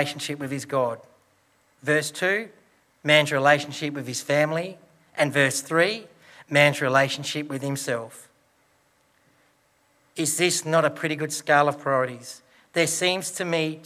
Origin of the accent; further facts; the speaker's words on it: Broken Hill, New South Wales, Australia; Growing up in Broken Hill and my dad working with BHP